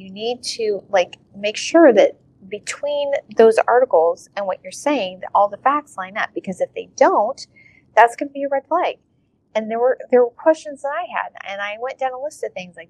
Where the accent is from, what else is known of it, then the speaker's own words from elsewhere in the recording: United States; I'm this American